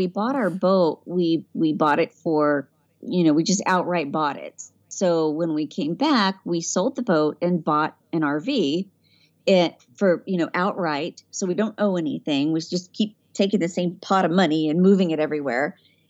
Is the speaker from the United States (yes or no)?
yes; San Diego, California, United States; You know, I don't know, because I grew up in San Diego.